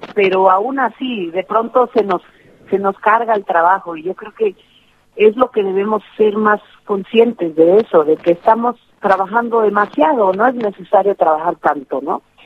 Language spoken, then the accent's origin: Spanish; Oaxaca, Mexico; es un hábito bien mexicano y bien oaxaqueño de, siempre decir eh, las cosas en, en plural porque em, no, no se acostumbra a ser individualista en este sur de México de donde yo soy